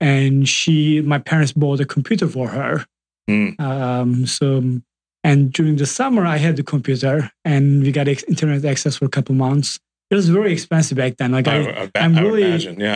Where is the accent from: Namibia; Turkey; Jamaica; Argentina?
Turkey; Southeastern Anatolia; moved away as an adult; I grew up in Turkey and came here like 9 years ago to start Udemy